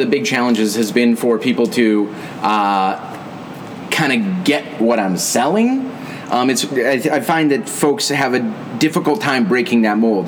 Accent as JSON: {"language": "English", "town": "St. Paul", "region": "Minnesota", "country": "United States", "tie": "born or raised there", "also_born_or_lived": "Israel / South Florida", "said": "I was born and raised in uh, St. Paul, Minnesota"}